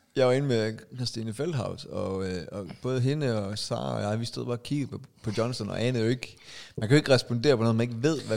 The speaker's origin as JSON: {"language": "Danish", "town": "Aalborg", "region": "North Denmark Region", "country": "Denmark", "tie": "born or raised there", "moved": "yes", "lives_now": "Zealand, Denmark", "said": "vi er jo fra Aalborg"}